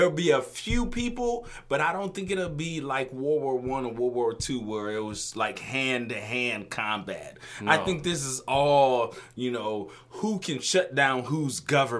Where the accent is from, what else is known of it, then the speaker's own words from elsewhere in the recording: Illinois, United States; moved away; So, I was raised in Illinois